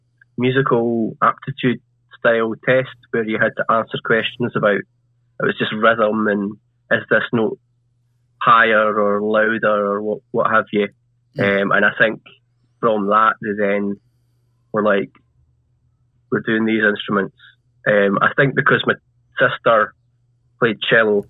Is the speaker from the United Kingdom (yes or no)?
yes; Kirkcaldy, Scotland, United Kingdom; also born or lived in Dumfries; now in Dunfermline, United Kingdom; So I've kind of grown up in Kirkcaldy. Just went to school in Kirkcaldy, stayed there most of my life, moved to Dunfermline a few years ago now